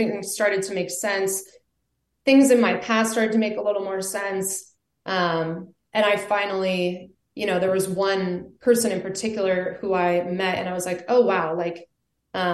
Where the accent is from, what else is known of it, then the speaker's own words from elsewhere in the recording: Vermont, United States; moved away as an adult; also born or lived in Colorado; I grew up in Vermont in a really small town.